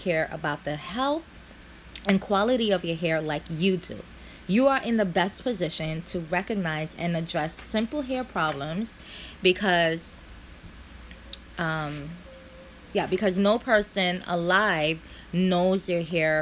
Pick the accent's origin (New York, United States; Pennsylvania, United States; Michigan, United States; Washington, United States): New York, United States; New York City; born here, raised in America, been here all my life in Brooklyn